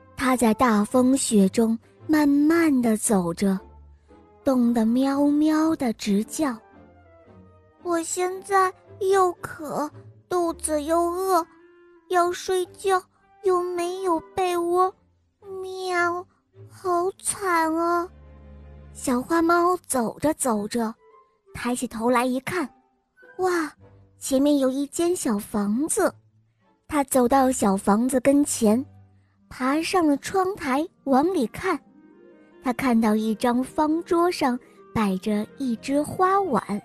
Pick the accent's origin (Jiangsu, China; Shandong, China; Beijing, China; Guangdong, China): Shandong, China; Weihai; 我来自威海，我见五岁了